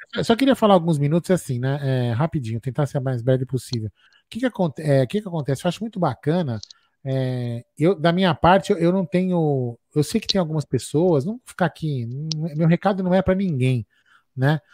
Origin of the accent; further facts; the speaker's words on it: São Paulo, Brazil; also born or lived in Vila Prudente, São Paulo; Eu sou, eu sou, nascido no Bexiga, mas eu moro na Vila Prudente